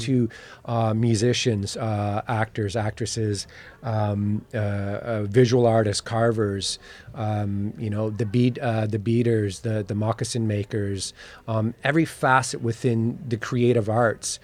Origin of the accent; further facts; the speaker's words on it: Chippewas of the Thames First Nation, near London, Ontario, Canada; I'm from Chippewa, the Tamas First Nation, by London, Ontario